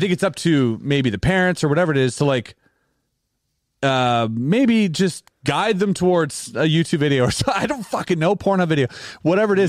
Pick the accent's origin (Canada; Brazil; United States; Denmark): Canada; we're Canadian